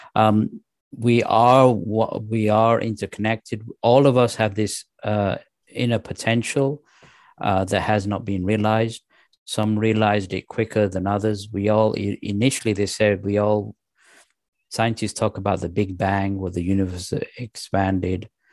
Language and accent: English; England, United Kingdom; also born or lived in Pakistan; I was born in Pakistan, and, uh, when we moved to England, I was raised as a Muslim